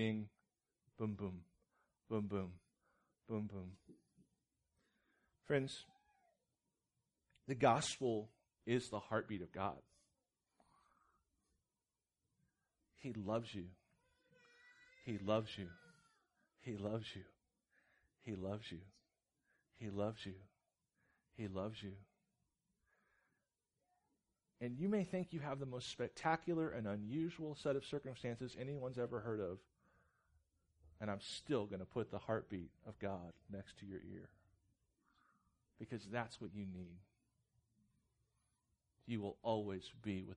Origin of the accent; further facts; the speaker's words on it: Jefferson City, Missouri, United States; I grew up in Jeff City, Missouri, which is kind of city, kind of not